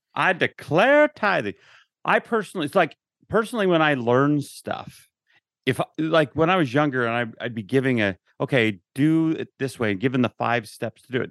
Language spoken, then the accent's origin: English; Utah, United States; I grew up in Utah